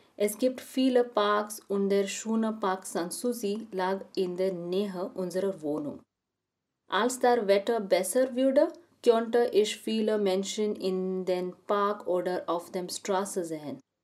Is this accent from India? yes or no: yes; Mumbai, Maharashtra, India; German is a second language; moved away as an adult; also born or lived in Muscat, Oman; now in Potsdam, Germany; ich bin ursprünglich aus Mumbai, Indien